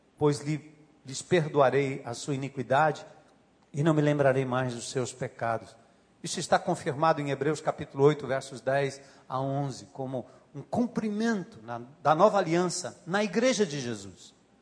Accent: Northeast Region, Brazil; accent: nordestino; sotaque nordestino

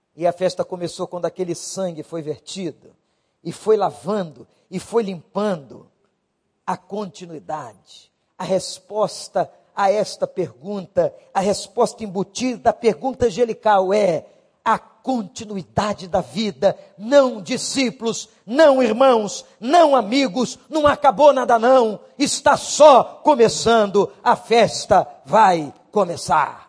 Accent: Brazil; como nós brasileiros

